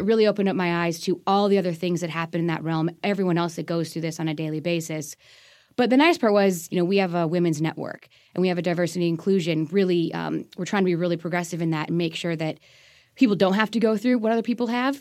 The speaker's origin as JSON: {"language": "English", "region": "Colorado", "country": "United States", "tie": "born or raised there", "also_born_or_lived": "British Columbia, Canada / Pennsylvania", "moved": "as an adult", "lives_now": "Maryland, United States", "said": "Born and raised there, went to university out there"}